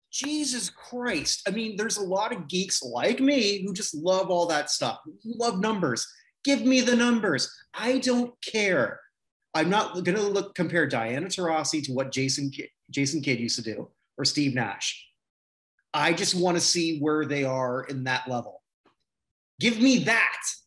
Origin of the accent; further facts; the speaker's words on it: Canada; as a Canadian